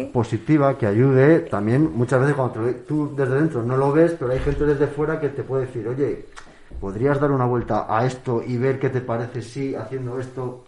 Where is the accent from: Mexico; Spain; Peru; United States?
Spain; Valladolid, Castile and León; aquí en Valladolid